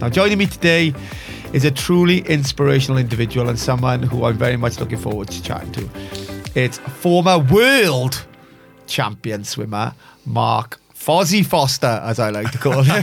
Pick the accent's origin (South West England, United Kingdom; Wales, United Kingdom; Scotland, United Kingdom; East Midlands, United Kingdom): Wales, United Kingdom; Bridgend; born and raised in Bridgend